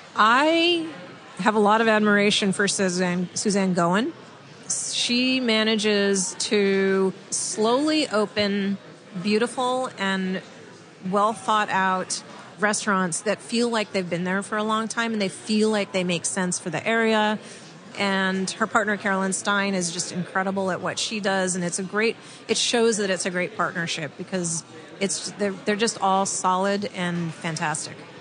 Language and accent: English; California, United States; now in San Francisco, United States; I'm from California